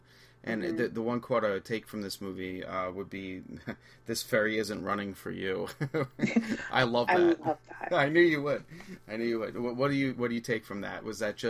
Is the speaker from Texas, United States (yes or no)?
no; New York City, New York, United States; moved away as an adult; I've been out of New York. I'm from New York. It's been 20 years.